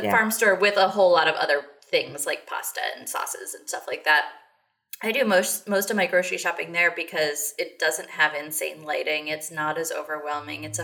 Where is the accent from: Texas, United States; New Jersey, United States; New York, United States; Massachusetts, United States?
Texas, United States; I'm saying that as a Texan.